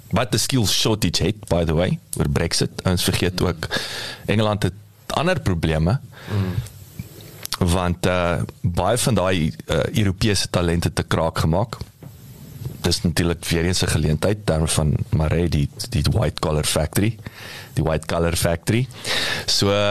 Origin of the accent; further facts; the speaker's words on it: South Africa; ons as Suid-Afrikaners